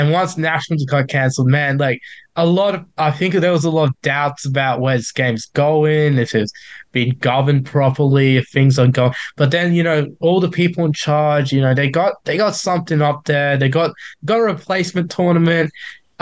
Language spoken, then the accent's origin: English; Australian Capital Territory, Australia; it's obviously my home state